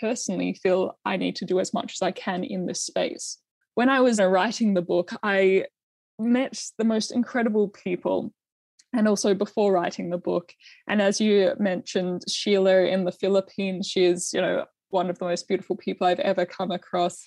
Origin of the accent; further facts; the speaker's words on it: Australia; as a young female farmer, to have been born in Australia, and like what an amazing, you know, childhood and upbringing and education and career I have been able to have just by virtue that I was born in Australia